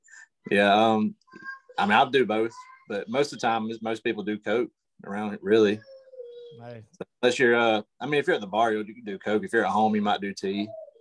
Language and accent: English; the South, United States; Oh, man, I'm from the South.